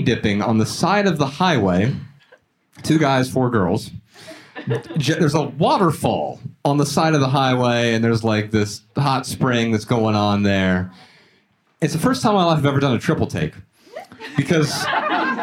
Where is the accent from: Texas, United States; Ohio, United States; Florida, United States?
Ohio, United States; Dayton; born or raised there; moved away as an adult; also born or lived in Montana; now in Los Angeles, United States